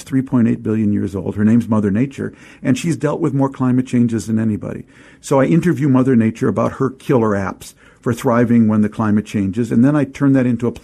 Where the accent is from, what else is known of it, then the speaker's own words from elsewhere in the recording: St. Louis Park, Minnesota, United States; the amazing community I grew up in outside of Minneapolis, a small town/suburb called St. Louis Park.